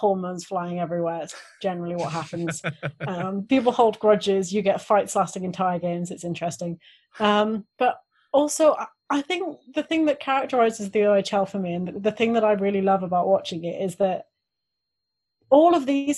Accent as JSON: {"language": "English", "region": "Wales", "country": "United Kingdom", "tie": "born or raised there", "said": "I grew up in Wales"}